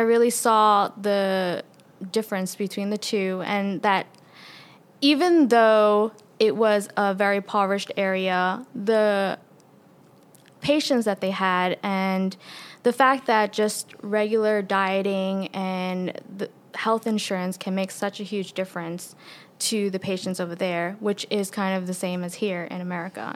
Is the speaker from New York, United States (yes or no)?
yes; New York City, New York, United States; moved away as an adult; now in Conway, United States; I'm originally from, born and raised in Queens, New York City